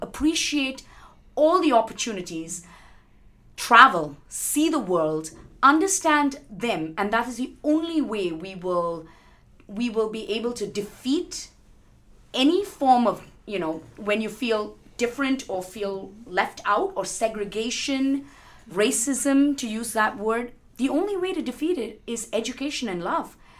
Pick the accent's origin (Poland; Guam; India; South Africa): India; moved away; also born or lived in Canada / United States; I love my country. Um, I loved growing up there.